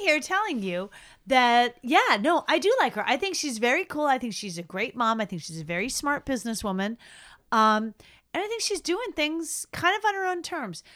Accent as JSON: {"language": "English", "town": "Boston", "region": "Massachusetts", "country": "United States", "said": "we're also from Boston"}